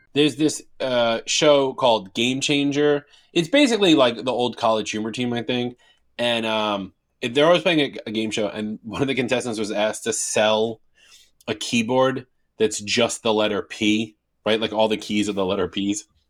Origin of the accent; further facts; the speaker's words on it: New York, United States; I'm from New York